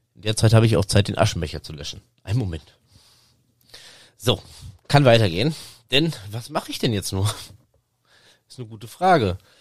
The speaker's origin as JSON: {"language": "German", "area": "Sauerland", "region": "North Rhine-Westphalia", "country": "Germany", "tie": "born or raised there", "said": "über das Sauerland, über meine Heimat"}